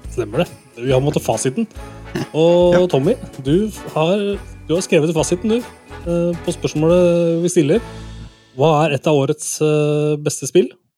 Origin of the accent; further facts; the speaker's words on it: Toten, Innlandet, Norway; vi er fra Toten, noen av oss